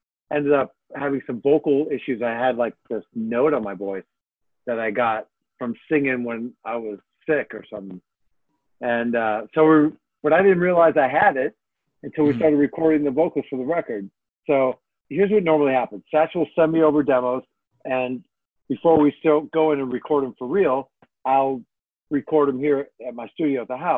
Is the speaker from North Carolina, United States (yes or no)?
no; Chicago, Illinois, United States; I'm from Chicago